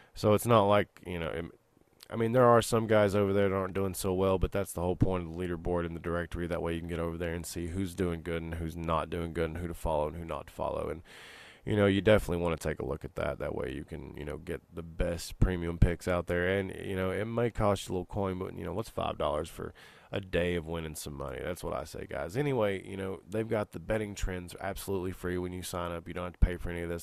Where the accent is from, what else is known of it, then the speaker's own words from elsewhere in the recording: Knoxville, Tennessee, United States; the beautiful skyline of Knoxville here behind me, the, my hometown